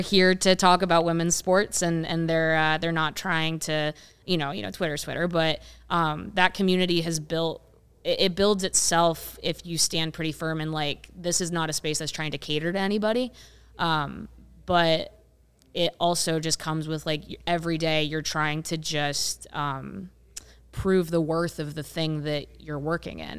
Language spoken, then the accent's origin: English; rural Ohio, United States; also born or lived in Columbus, Ohio; now in Chicago, United States; grew up in, in rural Ohio